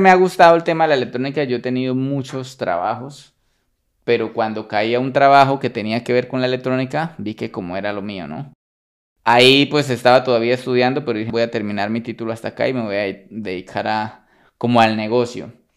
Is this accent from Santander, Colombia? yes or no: yes; Bucaramanga, Santander, Colombia; also born or lived in Sabana de Torres, Colombia; ahí me crié toda la vida en Bucaramanga